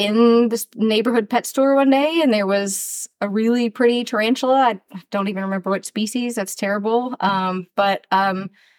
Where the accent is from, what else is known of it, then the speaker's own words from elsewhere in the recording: West Texas, United States; also born or lived in Chicago, Illinois; I grew up outside Chicago, but also in West Texas, where I'm from. And so there was rattlesnakes on the farm in West Texas